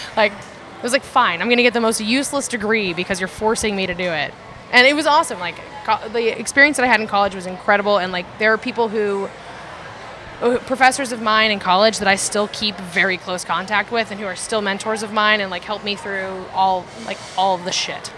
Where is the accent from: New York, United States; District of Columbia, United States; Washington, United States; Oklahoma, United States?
Oklahoma, United States; I'm from Oklahoma. I was half raised by my great grandparents and my grandparents, and then my mom